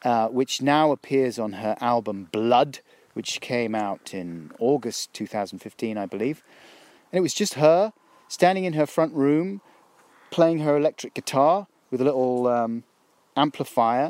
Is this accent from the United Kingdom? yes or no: yes; London, United Kingdom; also born or lived in Stockwell; I grew up down in South London, Clapham